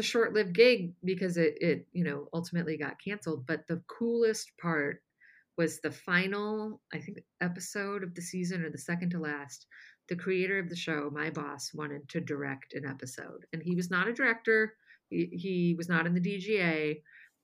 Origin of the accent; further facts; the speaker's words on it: La Porte, Indiana, United States; moved away as an adult; now in Los Angeles, United States; my hometown newspaper